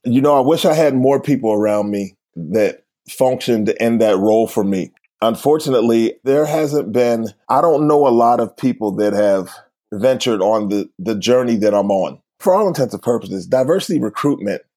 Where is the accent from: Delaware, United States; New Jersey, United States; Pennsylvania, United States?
Pennsylvania, United States; Uniontown; moved away; also born or lived in Philadelphia; I'm originally from a place called Uniontown, Pennsylvania. It's southwest of Pittsburgh.